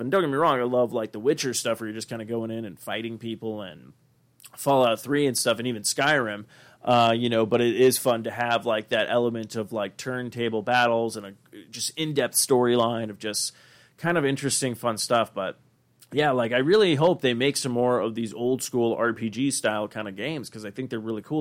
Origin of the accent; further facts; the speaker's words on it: Arizona, United States; growing up in Arizona